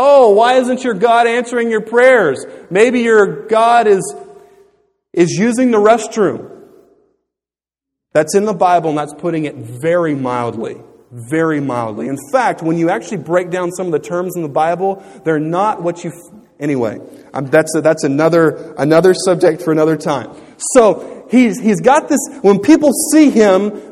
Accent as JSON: {"language": "English", "region": "Louisiana", "country": "United States", "tie": "born or raised there", "said": "growing up in Louisiana, I had been taught about this."}